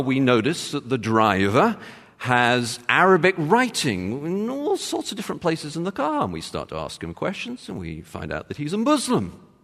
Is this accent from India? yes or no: no; England, United Kingdom; I'm from England. I'm English.